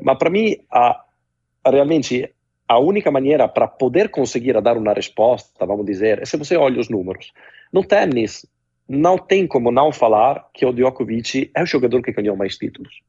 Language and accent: Portuguese; Cesena, Emilia-Romagna, Italy; Portuguese is a second language; moved away as an adult; now in Brazil; aqui na minha pequena cidade na Itália, em Cesena